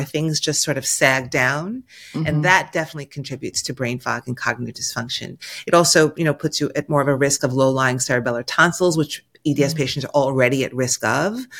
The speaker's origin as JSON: {"language": "English", "region": "New York", "country": "United States", "said": "I'm a New Yorker"}